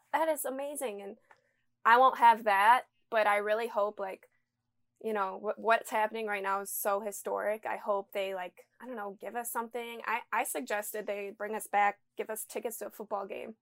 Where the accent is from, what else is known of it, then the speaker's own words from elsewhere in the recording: Michigan, United States; I'm from Michigan, so I'm, like, forty minutes from home